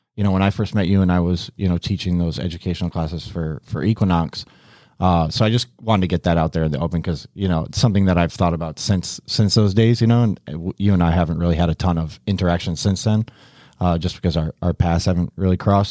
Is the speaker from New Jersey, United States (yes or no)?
no; Syracuse, New York, United States; moved away as an adult; now in Miami, United States; I grew up in the Syracuse area